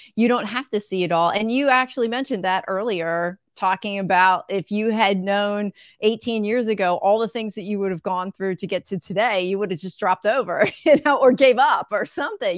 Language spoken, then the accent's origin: English; Levittown, Pennsylvania, United States; moved away as an adult; also born or lived in West Chester, Pennsylvania / Fairless Hills, Pennsylvania; now in Greenville, United States; right now I'm in South Carolina, but I grew up in Pennsylvania